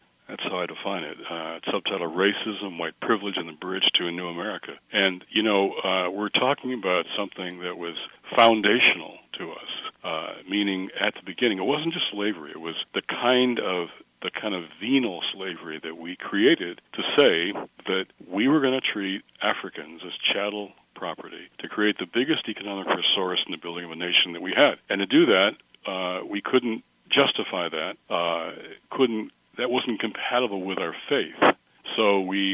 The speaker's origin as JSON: {"language": "English", "town": "Detroit", "region": "Michigan", "country": "United States", "tie": "born or raised there", "moved": "yes", "said": "my hometown of Detroit"}